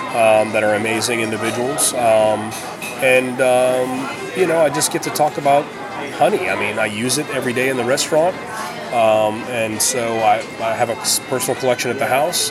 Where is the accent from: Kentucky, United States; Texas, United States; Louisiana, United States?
Louisiana, United States; New Orleans; moved away; growing up in New Orleans